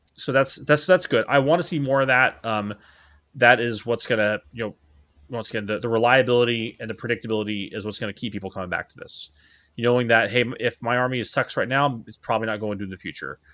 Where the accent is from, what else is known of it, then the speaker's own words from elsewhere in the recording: Dallas, Texas, United States; now in Hawaii, United States; my hometown for, for Christmas, uh, which is the Da-, which is Dallas, Fort Worth, Texas